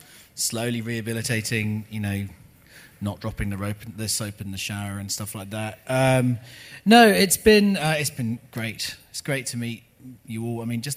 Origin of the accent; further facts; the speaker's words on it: United Kingdom; moved away as an adult; also born or lived in Los Angeles, United States; now in New Zealand; I'm not an American. I'm a British person. I lived in Los Angeles for 10 years. I can't even vote in the US.